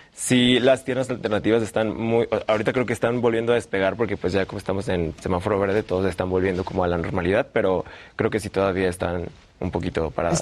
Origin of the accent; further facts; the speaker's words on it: Guanajuato, Mexico; now in Mexico City, Mexico; soy de Guanajuato